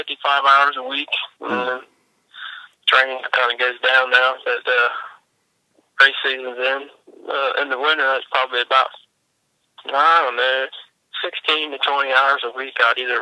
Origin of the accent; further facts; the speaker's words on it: Marietta, Ohio, United States; I'm a pipefitter. I'm 168, Marietta, Ohio.